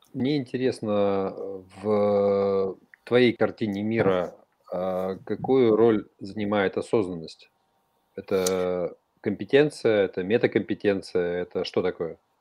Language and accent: Russian; Kyrgyzstan; мы с тобой вместе из Средней Азии, то есть я родился в Киргизии